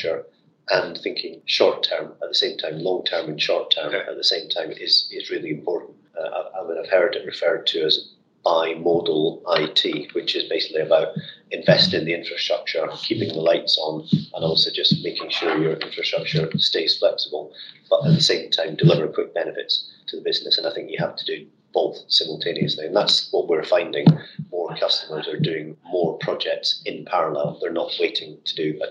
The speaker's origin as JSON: {"language": "English", "region": "Scotland", "country": "United Kingdom", "said": "as a Scotsman"}